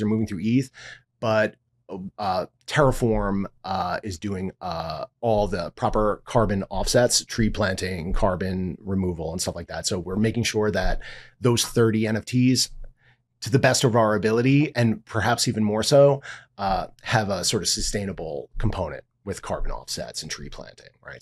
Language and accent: English; New York, United States; also born or lived in Miami; I'm a New Yorker. This is my home.